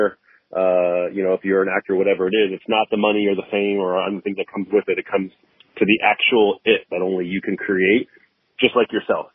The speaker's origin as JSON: {"language": "English", "town": "San Diego", "region": "California", "country": "United States", "tie": "born or raised there", "also_born_or_lived": "Long Beach / Los Angeles", "said": "I grew up in San Diego, born and raised"}